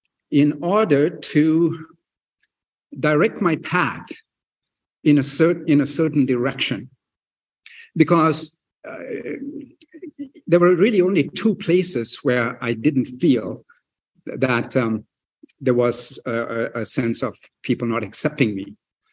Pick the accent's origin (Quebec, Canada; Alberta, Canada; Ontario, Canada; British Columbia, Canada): British Columbia, Canada; New Westminster; Then when I was 12 years old, our family moved to Canada, my mom and dad and my sister. And I grew up here in New Westminster. I attended New Westminster Secondary School.